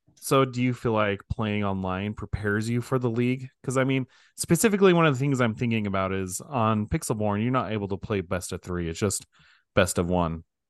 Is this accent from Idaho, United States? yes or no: yes; Idaho, United States; I'm from Idaho